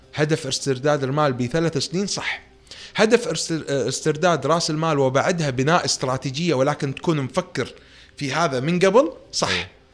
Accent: Kuwait; انا ككويتي كمطور

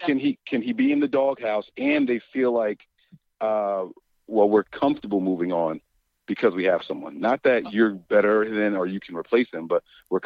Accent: East Coast, United States; I'm from the East Coast. I'm an East Coast guy through and through.

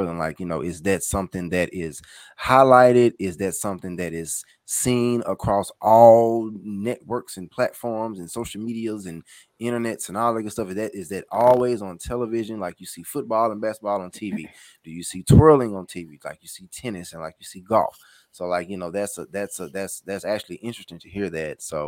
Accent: Jackson, Mississippi, United States; I'm originally from Jackson, Mississippi

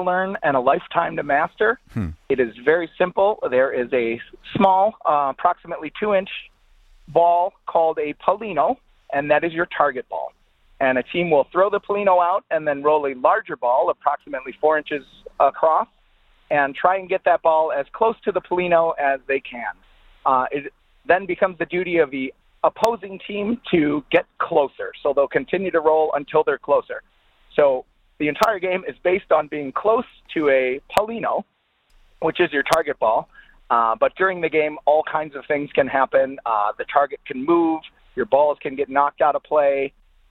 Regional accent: Chicago, Illinois, United States; I am from Chicago

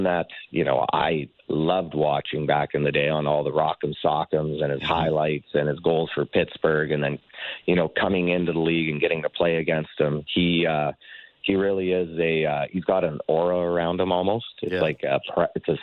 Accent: Southern Alberta, Canada; growing up in Southern Alberta

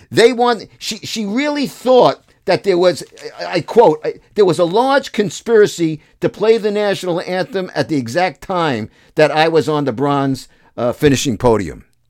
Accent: United States; I'm an American.

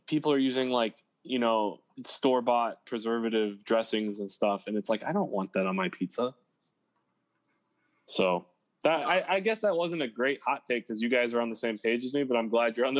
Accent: Midwest, United States; being born and raised in the Midwest

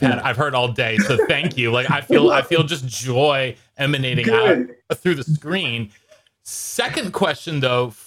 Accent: Hanover, New Hampshire, United States; I grew up in the town that Dartmouth is my hometown

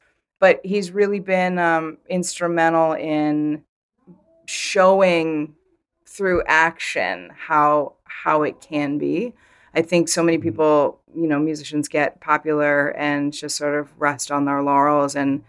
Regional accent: Vermont, United States; I grew up in Vermont, so you can't help but know, obviously, who they are.

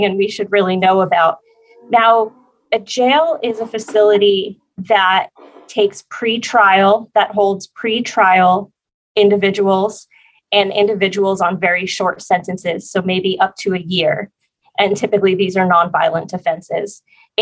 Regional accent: New Jersey, United States; now in San Diego, United States; I'm originally from New Jersey, so I have the Northeast has a very special place in my heart

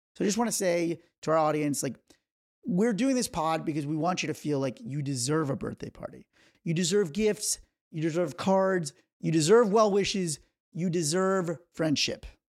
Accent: New York, United States; moved away; I am from New York

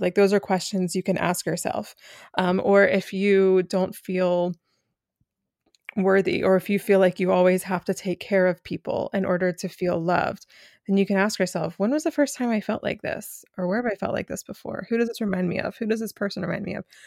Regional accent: Asheville, North Carolina, United States; now in Philadelphia, United States; I am joining you from Asheville, North Carolina.

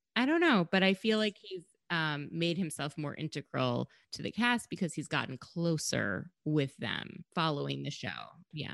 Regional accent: Minnesota, United States; I'm from Minnesota

